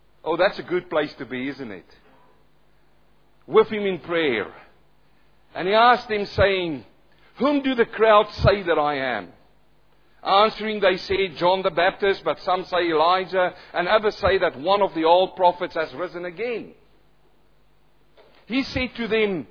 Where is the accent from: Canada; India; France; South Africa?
South Africa; accent: thick South African; moved away as an adult; also born or lived in New Zealand; now in Australia; I'm a South African-born Kiwi who's now living in Australia. I've got my own accent, though some say it's really thick South African